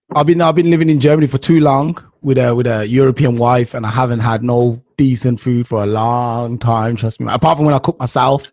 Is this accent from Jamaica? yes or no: yes; Jamaica; I'm Jamaican